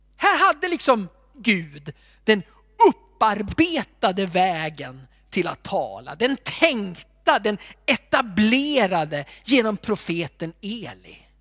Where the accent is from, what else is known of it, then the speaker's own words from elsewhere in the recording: Alfta, Gävleborg County, Sweden; När jag växte upp så hade vi en man i min hemförsamling